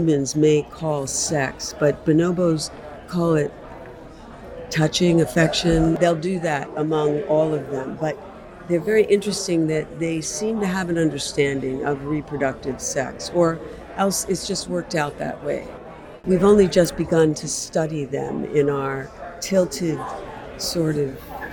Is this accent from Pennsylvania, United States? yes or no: yes; Philadelphia, Pennsylvania, United States; I'm from Philadelphia, but I'm here in New Haven.